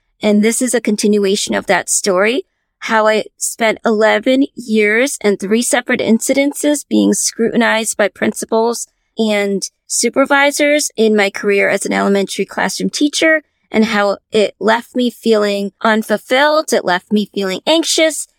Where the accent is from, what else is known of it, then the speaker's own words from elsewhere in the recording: Connecticut, United States; I was born here in Connecticut, and so I've lived all my life in Connecticut